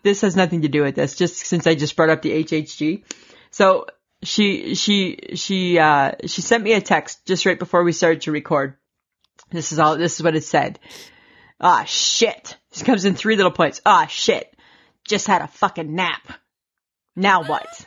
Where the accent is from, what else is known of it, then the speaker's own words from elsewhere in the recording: Canada; we're Canadian